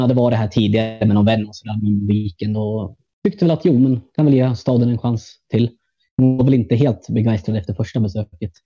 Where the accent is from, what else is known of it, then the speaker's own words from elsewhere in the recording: Gävle, Gävleborg County, Sweden; moved away as an adult; now in Berlin, Germany; jag är från, eh, från Gävle från början. född och uppvuxen i stan